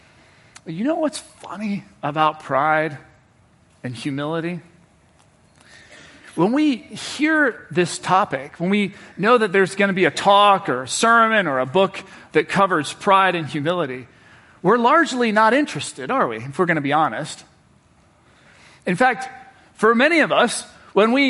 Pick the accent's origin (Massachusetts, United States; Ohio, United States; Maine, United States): Ohio, United States; Cincinnati; now in Washington, D.C., United States; I'm from Cincinnati, Ohio